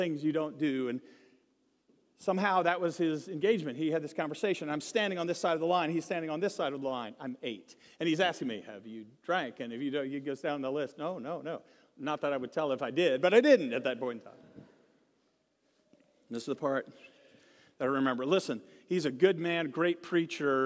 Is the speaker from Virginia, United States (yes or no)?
yes; Virginia, United States; we grew up in Virginia near the East Coast